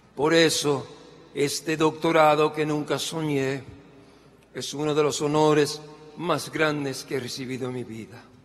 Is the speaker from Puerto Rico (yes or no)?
yes; Puerto Rico; Yo hoy sé que soy puertorriqueño, músico, sobreviviente de cáncer